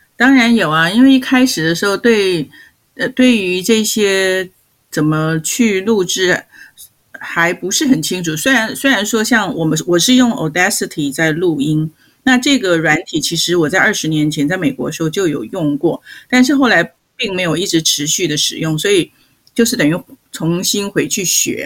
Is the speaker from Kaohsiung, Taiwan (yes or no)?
no; Taipei, Taiwan; moved away as an adult; also born or lived in United States; 我小的时候是在北投的中心新村